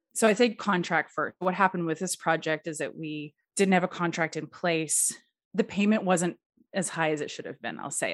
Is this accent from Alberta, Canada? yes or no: yes; Edmonton, Alberta, Canada; also born or lived in United States; I am from Edmonton, Alberta, Canada